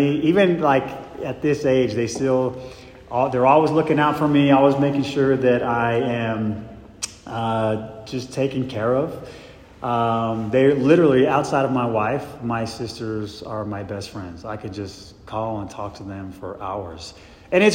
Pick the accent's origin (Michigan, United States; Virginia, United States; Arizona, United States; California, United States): Arizona, United States; Mesa; I grew up in Mesa, Arizona, with three brothers and four sisters.